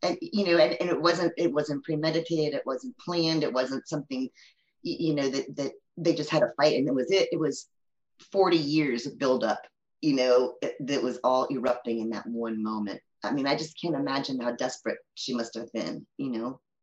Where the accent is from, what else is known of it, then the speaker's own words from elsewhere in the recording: Maryland, United States; also born or lived in Virginia Beach; I lived, I grew up in Maryland, really near where she grew up in Maryland